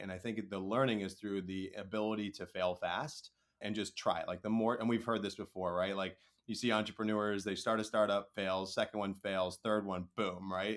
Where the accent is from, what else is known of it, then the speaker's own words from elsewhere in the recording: Chicago, Illinois, United States; also born or lived in England; I was born in England, you know, moved from the England, uh, from the UK over to the Chicagoland area. Within there, went to different schools